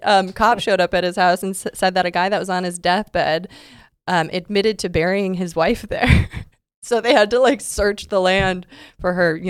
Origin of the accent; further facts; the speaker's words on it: Big Bend, Wisconsin, United States; now in Los Angeles, United States; I'm from Wisconsin, small town called Big Bend, Wisconsin.